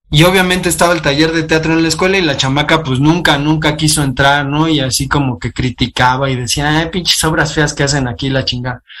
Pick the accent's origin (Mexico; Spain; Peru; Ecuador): Mexico; nosotros como mexicanos